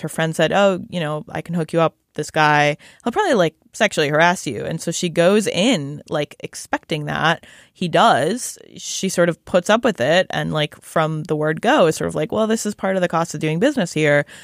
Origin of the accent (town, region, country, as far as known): Shaker Heights, Ohio, United States; born or raised there; moved away